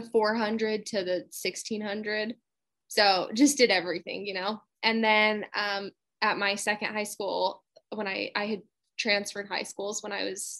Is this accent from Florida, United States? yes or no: no; Utah, United States; I'm originally from Utah